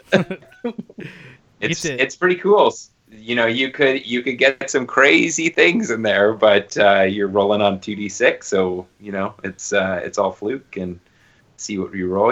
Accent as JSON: {"language": "English", "town": "Toronto", "region": "Ontario", "country": "Canada", "tie": "born or raised there", "moved": "yes", "said": "I'm from Toronto, and like a bunch of my Toronto buddies that we all went to high school together"}